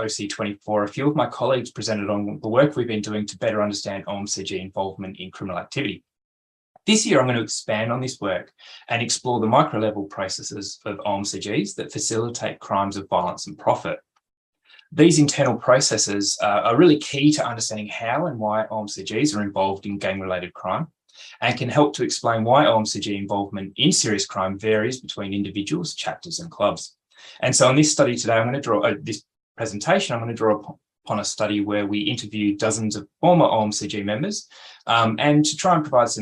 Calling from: Canberra, Australian Capital Territory, Australia; I also want to acknowledge that I'm presenting from Canberra, where I'm on Ngunnawal land

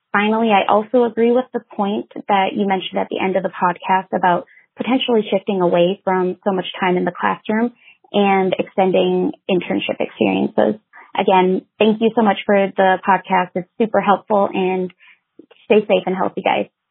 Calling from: Grand Forks, North Dakota, United States; I am calling from Grand Forks, North Dakota

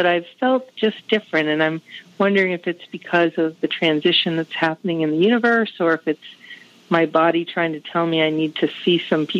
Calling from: Maine, United States; I'm calling you from Maine

